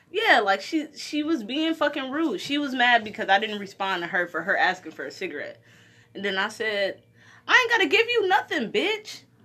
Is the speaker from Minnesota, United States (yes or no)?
no; Detroit, Michigan, United States; I'm from Detroit